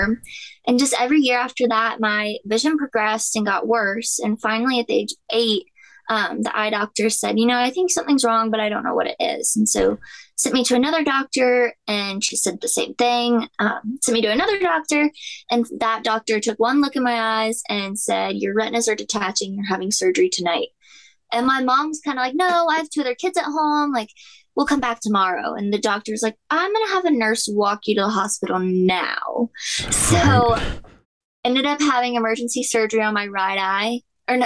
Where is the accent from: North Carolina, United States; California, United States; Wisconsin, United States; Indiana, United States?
North Carolina, United States; Charlotte; I was born in Charlotte, North Carolina